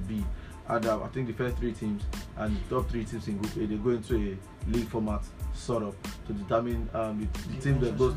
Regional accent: Akure, Ondo, Nigeria; I'm somebody from Akure

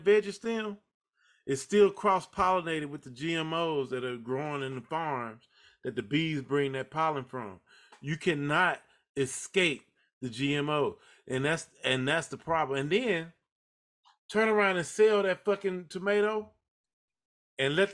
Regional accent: the South, United States; I grew up in the South, and we had a chicken coop in my grandma's house

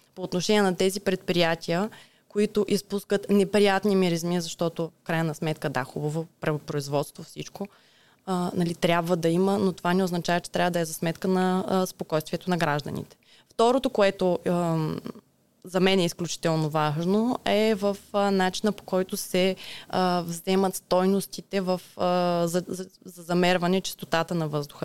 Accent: Ruse, Ruse Province, Bulgaria; Аз съм от Русе, да. Тук съм родена, тук съм израснала

